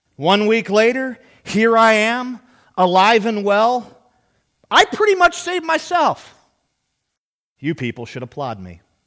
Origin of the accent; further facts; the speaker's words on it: United States; We are raised in a merit system.